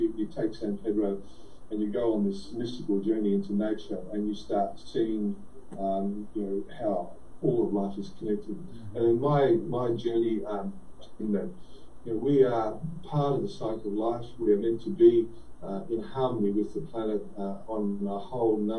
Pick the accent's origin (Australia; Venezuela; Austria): Australia; being Australian